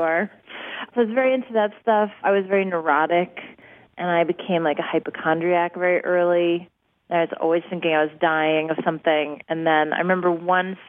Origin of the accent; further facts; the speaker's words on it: New York City, New York, United States; We grew up in New York City in a very, very small space.